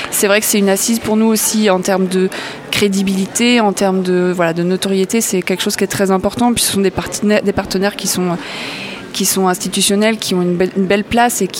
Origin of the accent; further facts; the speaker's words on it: Auray, Brittany, France; on est originaire de Auray, dans le Morbihan.